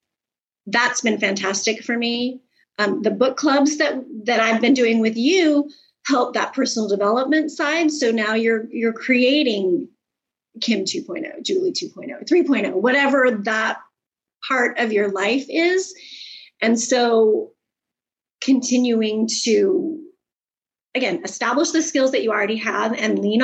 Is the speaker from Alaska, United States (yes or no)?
yes; Alaska, United States; moved away as an adult; also born or lived in Tennessee; we are from Alaska. That's where we are originally from. I was born there. I lived there for 50 years